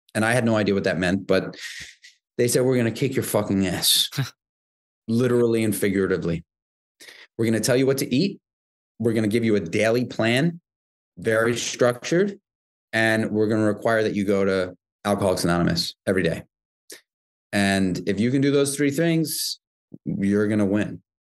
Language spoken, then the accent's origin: English; New York City, New York, United States; I grew up in New York City. I grew up in Manhattan.